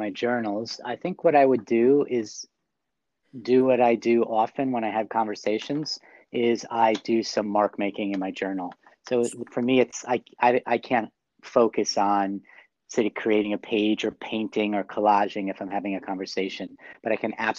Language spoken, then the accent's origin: English; New York City, New York, United States; I'm from New York City.